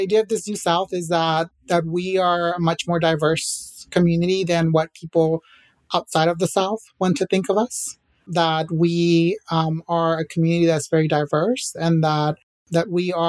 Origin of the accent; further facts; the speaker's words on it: Acapulco, Guerrero, Mexico; we are a huge soccer family, and we're from Mexico, from Acapulco, but we all have different soccer teams that we root for in Mexico, right?